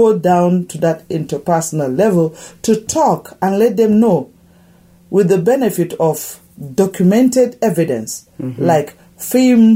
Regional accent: Nigeria; moved away

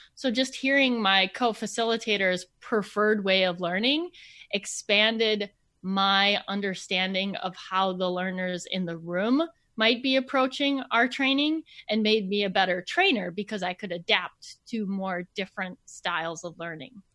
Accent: Minnesota, United States; I grew up in Minnesota.

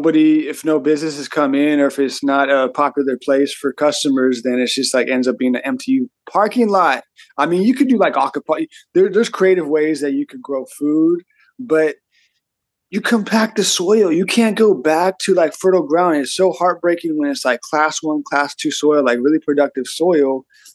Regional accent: Auburn, California, United States; I grew up in Auburn

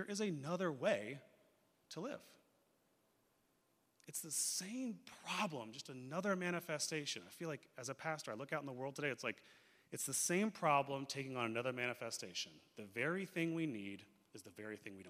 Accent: United States; we as American Christians

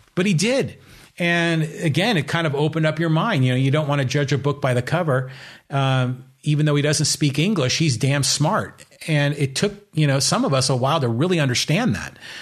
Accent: Burlingame, California, United States; also born or lived in San Francisco; when I was growing up in Burlingame

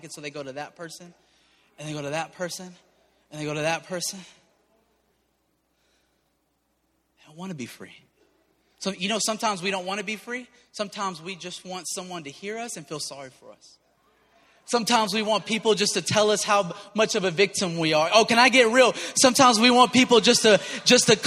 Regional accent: Cajun, Southern US, Louisiana, United States; I'm Cajun and I'm Southern.

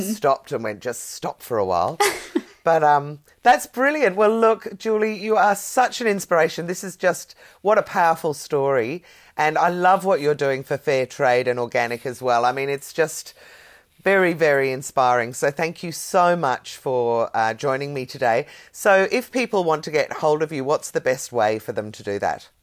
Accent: Ireland; now in Australia; I'm Irish. I love that. I was born, bred, and married there.

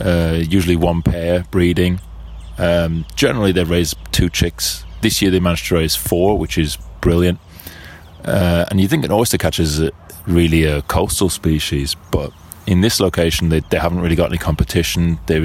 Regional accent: Birmingham, West Midlands, United Kingdom; I'm a birder from Birmingham in England

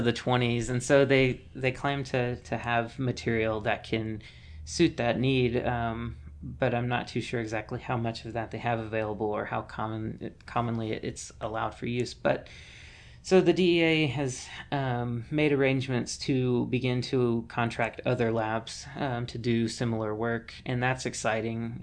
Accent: Mississippi, United States; moved away; I'm originally from Mississippi

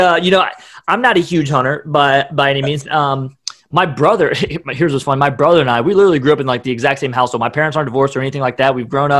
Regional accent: Columbus, Ohio, United States; People say it sounds like I'm from the north when I tell them I'm from Ohio.

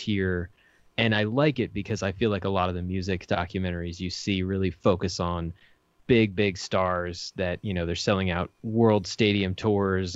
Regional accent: Fort Collins, Colorado, United States; I grew up in Fort Collins, Colorado, where the studio is located

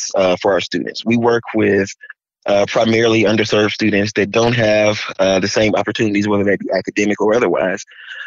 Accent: Montgomery, Alabama, United States; now in Dallas, United States; I am originally from Montgomery, Alabama

